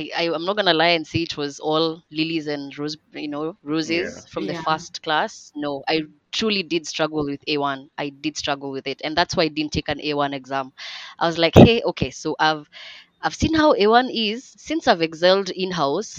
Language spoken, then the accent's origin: English; Kenya; English is a second language; I love being African, I love being Kenyan